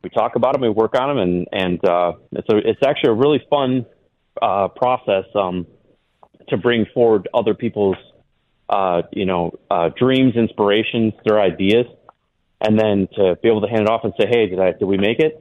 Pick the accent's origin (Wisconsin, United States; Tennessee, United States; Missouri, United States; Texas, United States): Wisconsin, United States; moved away as an adult; also born or lived in Montana; I grew up in Wisconsin